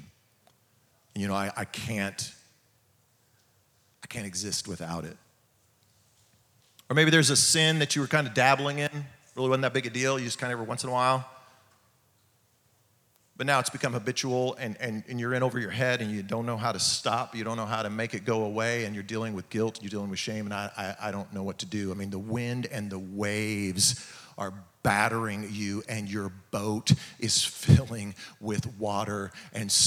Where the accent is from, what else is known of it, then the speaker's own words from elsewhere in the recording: California, United States; now in Oklahoma, United States; I'm from California